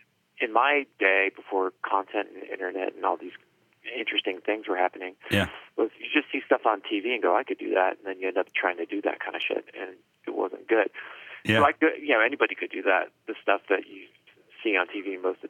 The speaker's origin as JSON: {"language": "English", "town": "Cincinnati", "region": "Ohio", "country": "United States", "tie": "born or raised there", "also_born_or_lived": "Minneapolis", "moved": "as an adult", "said": "I grew up in Ohio, Cincinnati, Ohio, which is not known for anything other than WKRP and maybe some baseball or something."}